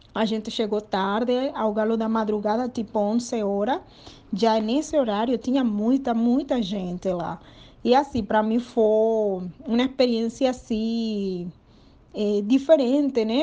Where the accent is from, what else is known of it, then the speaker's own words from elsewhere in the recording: Panama; Portuguese is a second language; moved away as an adult; also born or lived in Recife, Brazil; meu país, ele é um país pequeno. Panamá